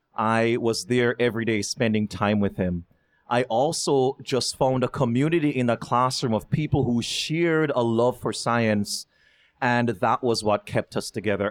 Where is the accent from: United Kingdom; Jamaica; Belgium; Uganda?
Jamaica; Kingston; moved away as an adult; now in United States; growing up in Jamaica